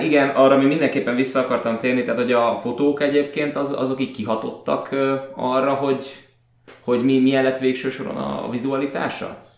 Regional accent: Budapest, Hungary; jól érezzük magunkat, mint pestiek

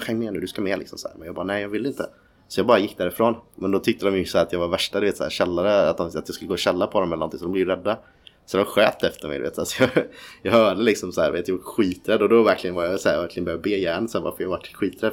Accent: Ljungskile, Västra Götaland, Sweden; also born or lived in Nybro, Småland; En bit utanför Uddevalla som heter ett litet ställe som heter Ljungskile. Mm. Eh, där växte jag upp.

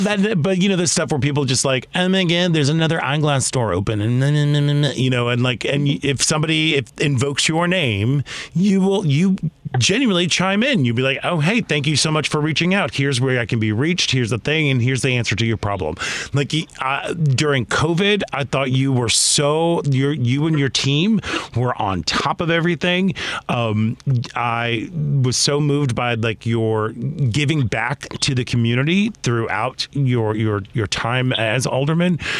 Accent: Chicago, Illinois, United States; as a Chicagoan

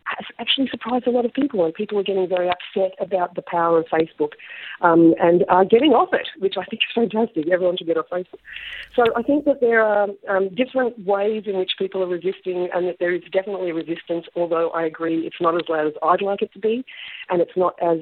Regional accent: Australia; as Australian citizens

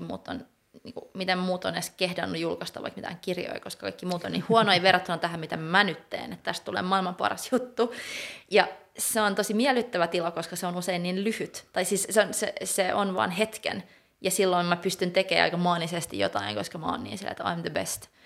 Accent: Finland; first language Swedish (co-native with Finnish); also born or lived in Gothenburg, Sweden; mä oon taiteilija Suomesta, mutta mä oon suomenruotsalainen, mä osaan ruotsia

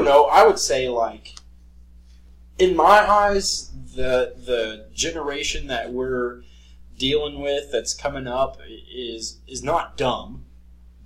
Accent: United States; I am very American and very proud of America.

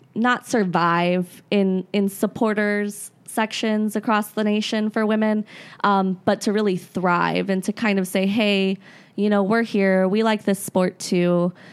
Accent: Florida, United States; moved away; I actually grew up in Florida originally

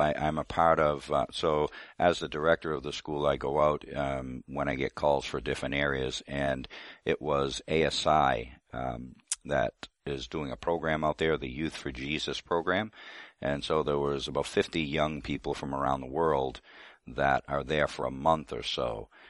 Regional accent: Boston, Massachusetts, United States; I grew up all around Boston.

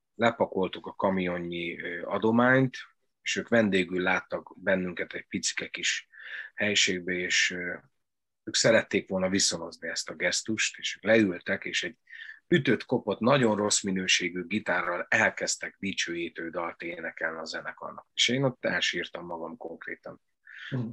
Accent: Doboz, Békés, Hungary; ahova én jártam iskolába, dobozza az általános iskolába

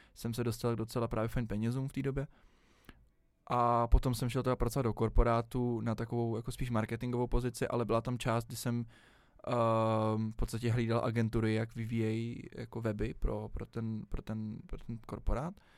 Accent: Prague, Czechia; jsem vždycky celý život žil v Praze

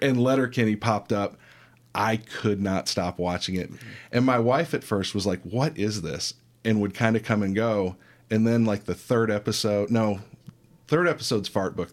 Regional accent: Michigan, United States; now in Kentucky, United States; I grew up in Michigan

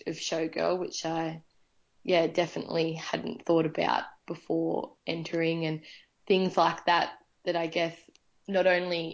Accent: Lower Belford, New South Wales, Australia; also born or lived in Singleton, New South Wales; I've been a part of the Singleton community all my life, growing up in Lower Belford, which is just outside Singleton, and I did my high schooling in Singleton.

